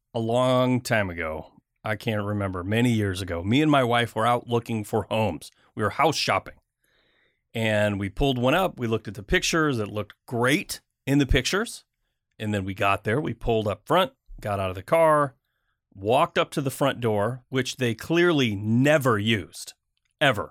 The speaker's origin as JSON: {"language": "English", "region": "Michigan", "country": "United States", "tie": "born or raised there", "moved": "yes", "lives_now": "US West Coast", "said": "I grew up in Michigan."}